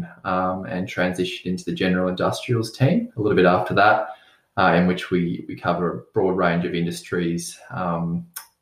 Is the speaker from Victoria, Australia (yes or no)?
yes; Mornington Peninsula, Victoria, Australia; Growing up on the Mornington Peninsula, spending a lot of time on the beach and surfing